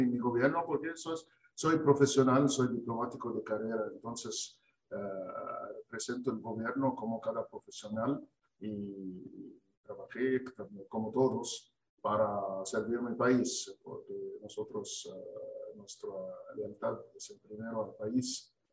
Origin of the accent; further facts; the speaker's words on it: Egypt; Spanish is a second language; moved away as an adult; also born or lived in Canada; now in Argentina; mi fe, soy, soy cristiano. los cristianos de Egipto